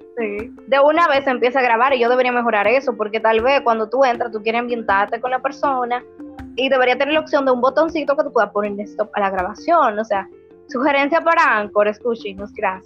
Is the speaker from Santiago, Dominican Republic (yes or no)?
yes; Santiago de los Caballeros, Santiago, Dominican Republic; yo nací en Santiago, soy de la ciudad Corazón